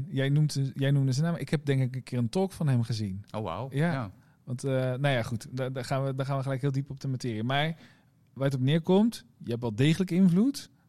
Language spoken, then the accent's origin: Dutch; Rotterdam, South Holland, Netherlands; ik ben geboren Rotterdammer vandaag.